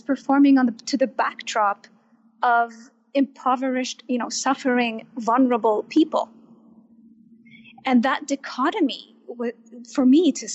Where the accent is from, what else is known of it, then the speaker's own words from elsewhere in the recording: Baghdad, Baghdad Governorate, Iraq; English is a second language; moved away; also born or lived in Kurdistan Region, Iraq; I grew up in Baghdad